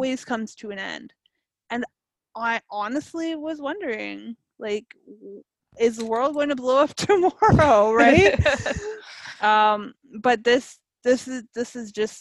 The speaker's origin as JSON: {"language": "English", "country": "Canada", "said": "as a Canadian"}